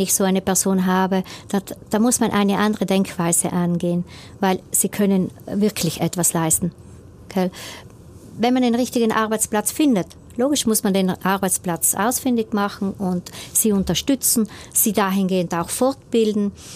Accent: Brixen, Trentino-Alto Adige, Italy; born or raised there

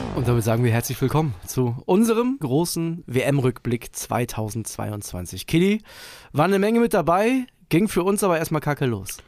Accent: Germany; als Deutscher

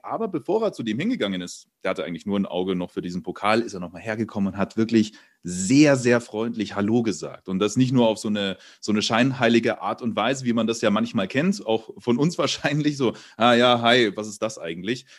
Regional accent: Munich, Bavaria, Germany; moved away; ich komme ja ursprünglich aus München

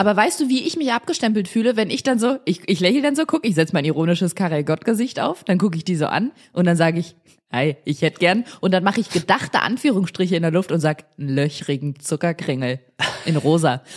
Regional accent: Germany; ich komme aus dem Rheinland

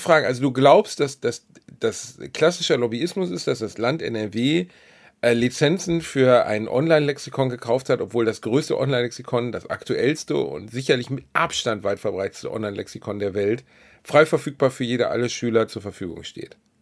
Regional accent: Gelsenkirchen, North Rhine-Westphalia, Germany; meiner Heimatstadt

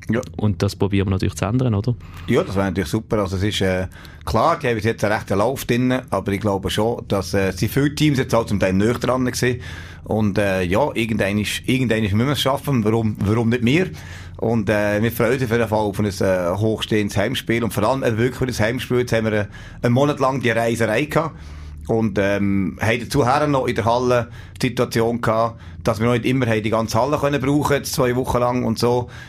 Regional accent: Switzerland; dort halt wirklich die Distanzen viel, viel, viel größer sind als bei uns in der Schweiz. Das ist schon faszinierend.

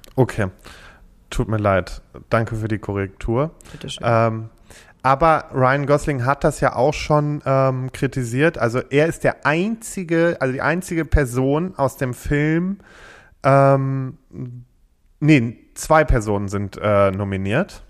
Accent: Freckenhorst, North Rhine-Westphalia, Germany; ich komme aus Freckenhorst

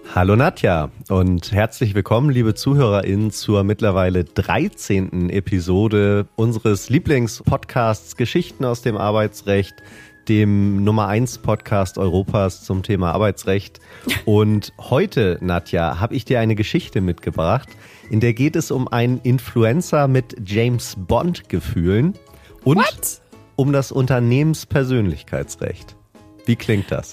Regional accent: Hamburg, Germany; als Hamburger natürlich sowieso ähm, der Hafen äh, direkt äh, vor der Haustür

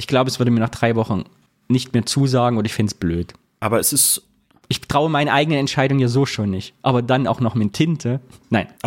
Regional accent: East Germany, Germany; moved away; Da wir geflohen sind aus dem Osten, ist das unser stiller ostdeutscher Gegenprotest, uns nicht tätowieren zu lassen.

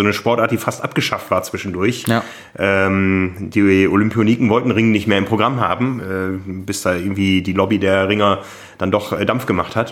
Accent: Osnabrück, Lower Saxony, Germany; ich bin in Osnabrück groß geworden.

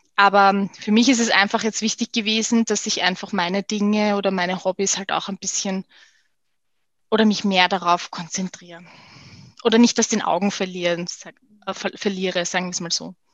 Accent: Vienna, Austria; Ich bin relativ im Herzen von Wien groß geworden

